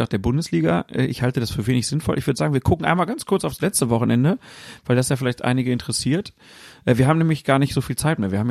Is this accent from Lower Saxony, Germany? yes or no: no; Frankfurt, Hesse, Germany; selbst mir als Frankfurter haben sie gar nicht zugehört